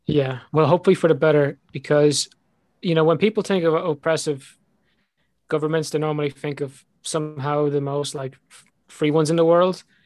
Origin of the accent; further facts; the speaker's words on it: Ireland; accent: Irish; my Irish accent